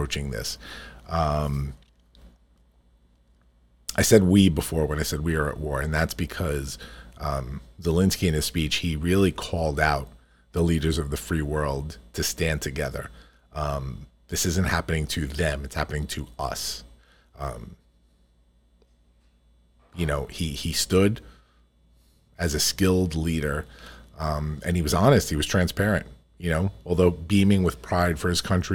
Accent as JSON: {"language": "English", "country": "United States", "said": "we here in the United States"}